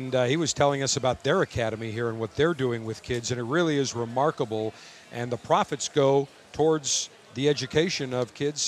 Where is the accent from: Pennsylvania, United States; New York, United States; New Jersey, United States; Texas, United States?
New York, United States; Buffalo; I'm from Buffalo